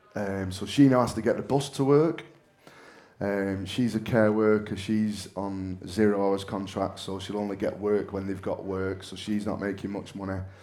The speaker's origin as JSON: {"language": "English", "town": "Manchester", "region": "North West England", "country": "United Kingdom", "lives_now": "Bolton, United Kingdom", "said": "I'm from Manchester, but I live in Bolton"}